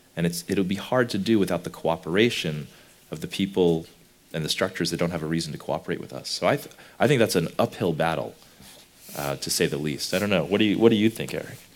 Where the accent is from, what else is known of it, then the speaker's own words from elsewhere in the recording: United States; I come from America